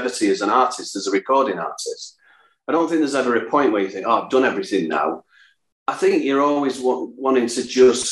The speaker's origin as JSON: {"language": "English", "town": "Salford", "region": "North West England", "country": "United Kingdom", "said": "I'm from Salford"}